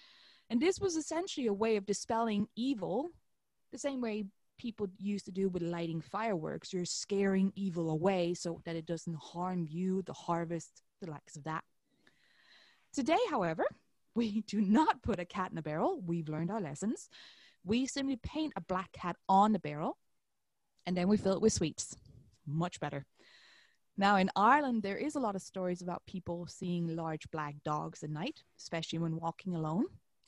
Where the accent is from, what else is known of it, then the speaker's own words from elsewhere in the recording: Denmark; moved away; my home country of Denmark